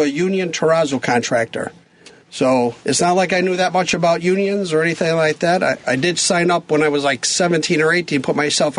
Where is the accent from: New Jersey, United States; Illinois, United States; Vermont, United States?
Illinois, United States; Chicago; I'm Belmont in Harlem. Okay. I grew up in a cop neighborhood